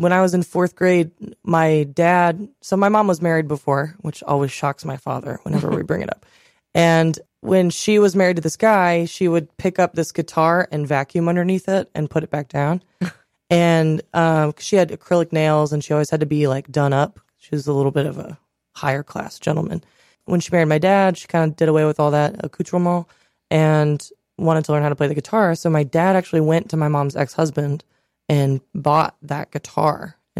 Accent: Reynoldsburg, Ohio, United States; I'm from Reynoldsburg, Ohio.

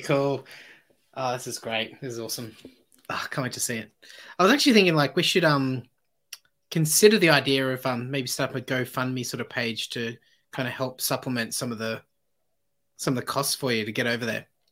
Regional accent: Sydney, New South Wales, Australia; now in Goulburn, Australia; we're both originally from yeah. Sydney

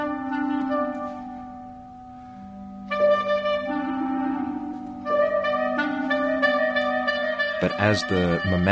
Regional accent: New York, United States; as a New Yorker

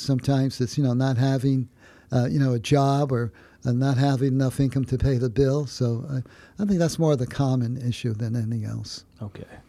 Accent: New Haven, Connecticut, United States; I was a product of the city of New Haven. Uh, uh, where I went to school in the city of New Haven

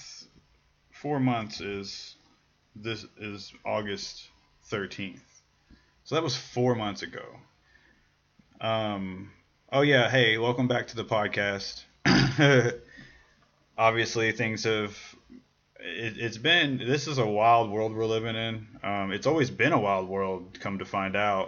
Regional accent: Louisville, Kentucky, United States; I grew up in the south end of Louisville, and that is a lower middle class

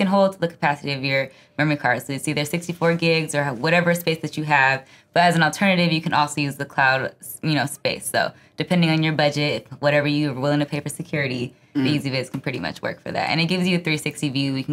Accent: Monterey, California, United States; I'm from Monterey

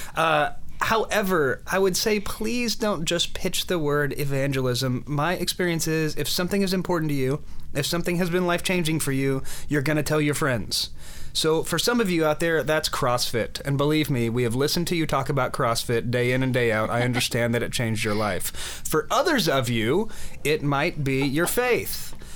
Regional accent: Oklahoma, United States; moved away; I grew up in Oklahoma, which is sort of the land of of large churches

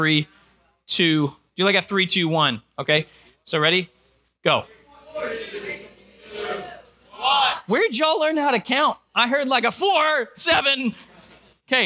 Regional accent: New Jersey, United States; moved away as an adult; also born or lived in Georgia / Virginia / York, Pennsylvania; now in Pittsburgh, United States; I was born in Georgia, grew up in New Jersey, went to school in Virginia

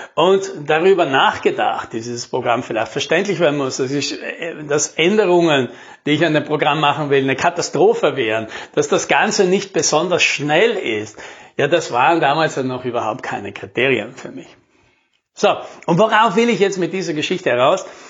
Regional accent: South Tyrol, Trentino-Alto Adige, Italy; bei uns in Südtirol

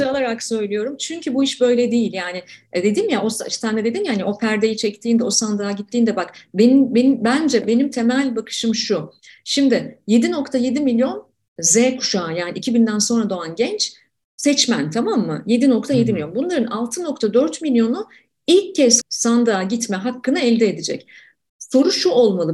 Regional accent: Ankara, Turkey; ben Ankara'daki ilk gençliğimde çocukluğumda e, Ankara'da yaşarken

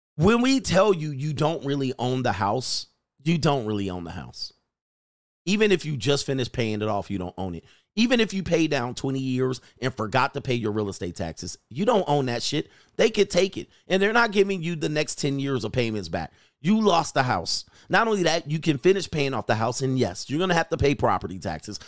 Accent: United States

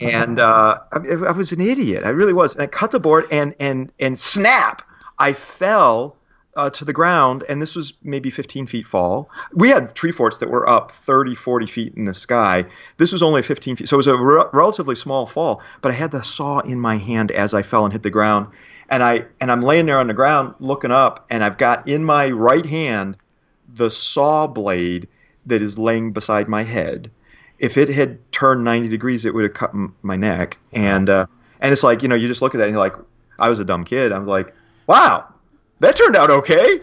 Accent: Detroit, Michigan, United States; moved away as an adult; also born or lived in Ann Arbor, Michigan / Pittsburgh, Pennsylvania; now in New Jersey, United States; born and raised in, uh, the Detroit area, Detroit, Michigan

